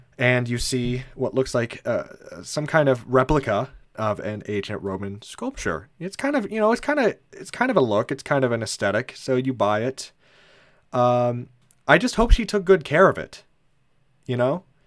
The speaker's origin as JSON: {"language": "English", "town": "Indianapolis", "region": "Indiana", "country": "United States", "said": "we are from Indiana, specifically from Indianapolis."}